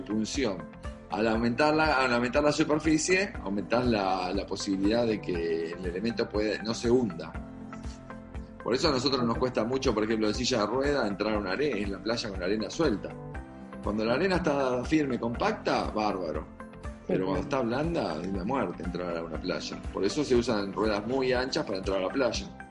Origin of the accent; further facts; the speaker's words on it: Argentina; Soy argentino